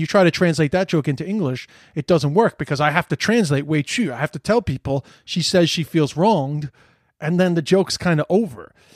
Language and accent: English; New York City, New York, United States; moved away as an adult; also born or lived in London, United Kingdom; now in Ireland; I grew up in Flushing and I spend time in Flushing